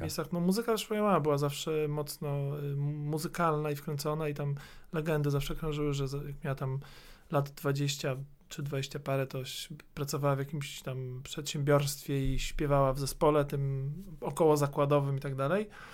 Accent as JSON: {"language": "Polish", "town": "Warsaw", "region": "Masovian Voivodeship", "country": "Poland", "tie": "born or raised there", "also_born_or_lived": "Środa Wielkopolska / Słupia Wielka"}